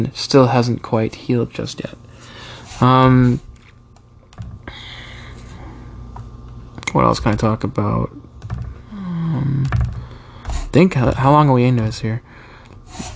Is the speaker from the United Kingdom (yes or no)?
no; Canada; You're my home country. Always will be, but my background is England